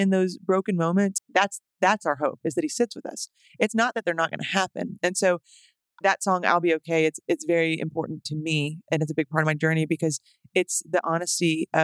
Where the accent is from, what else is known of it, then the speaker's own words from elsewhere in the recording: Tyler, Texas, United States; moved away as an adult; also born or lived in Romania; now in Nashville, United States; I grew up in Tyler, Texas mostly, but we went to Romania for 2 years